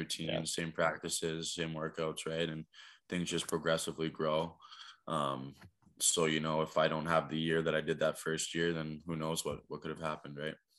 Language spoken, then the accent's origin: English; Niagara Falls, Ontario, Canada; growing up in Niagara Falls